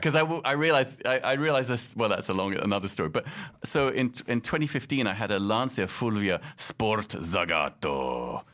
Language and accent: English; London, United Kingdom; moved away as an adult; also born or lived in Casablanca, Morocco / Boston, United States / Paris, France; now in New York, United States; I grew up in London and Casablanca 'cause my mum was from Morocco